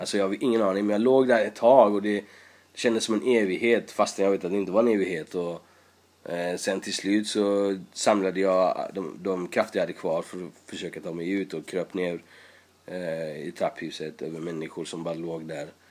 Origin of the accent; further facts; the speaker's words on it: Sweden; also born or lived in Iran; har bott i nästan hela mitt liv i Sverige. Jag kommer när jag var sju och jag har bott i tjugofem år där.